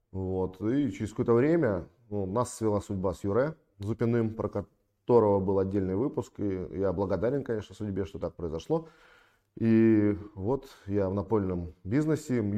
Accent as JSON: {"language": "Russian", "town": "Sevastopol", "region": "Crimea", "country": "Ukraine", "tie": "born or raised there", "said": "я родом из Крыма, из города-героя Севастополя. Очень люблю свой город, город, в котором родился."}